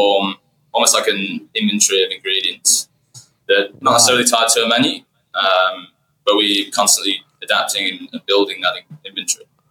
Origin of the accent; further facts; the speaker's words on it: United Kingdom; moved away as an adult; now in Melbourne, Australia; I come from Yorkshire